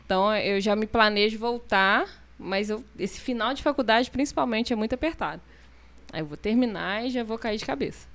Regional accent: Carangola, Minas Gerais, Brazil; now in Taperona, Brazil; sou mineira de Carangola. Eu moro em Taperona já vai fazer seis anos.

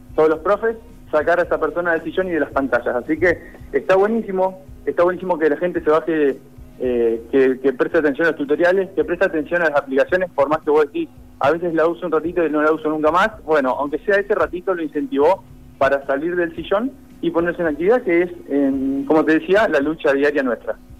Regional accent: Argentina; Nosotros como argentinos

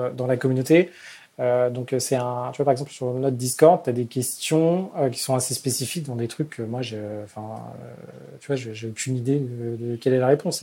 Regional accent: Paris, Île-de-France, France; je suis parisien, j'ai envie de rester à Paris

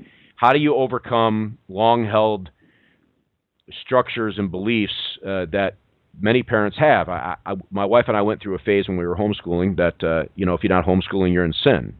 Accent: New York, United States; I, am a New Yorker.

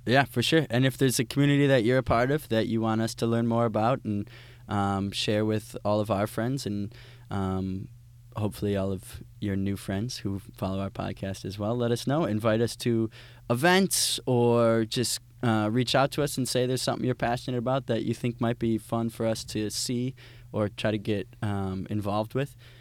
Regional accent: Wisconsin, United States; growing up in Wisconsin

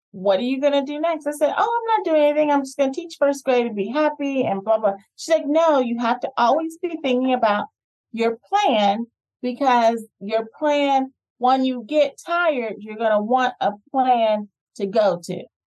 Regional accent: New Jersey, United States; moved away as an adult; also born or lived in Atlanta, Georgia; I grew up in New Jersey, went to high school in New Jersey

